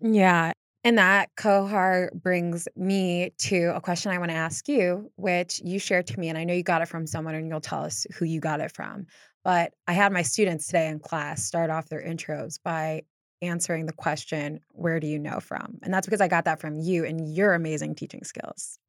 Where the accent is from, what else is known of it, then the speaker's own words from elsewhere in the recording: Northeast Ohio, United States; I grew up in Northeast Ohio